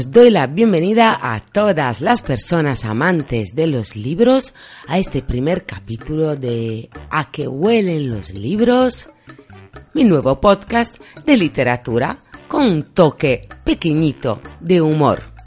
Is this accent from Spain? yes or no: no; Italy; Spanish is a second language; moved away; yo soy italiana